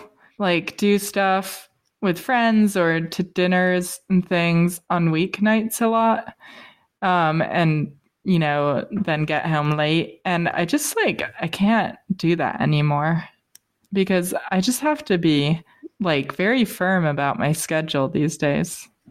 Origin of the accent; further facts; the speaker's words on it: United Kingdom; I think that's why people don't believe I'm British, because I have nice teeth.